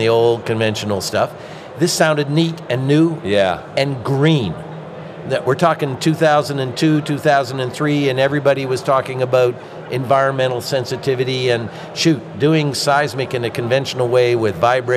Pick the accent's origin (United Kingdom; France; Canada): Canada; I'm a Canadian